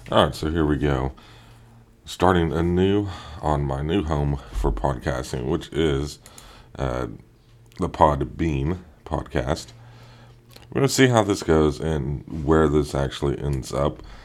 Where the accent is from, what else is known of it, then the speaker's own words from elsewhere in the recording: Oklahoma, United States; my home state of Oklahoma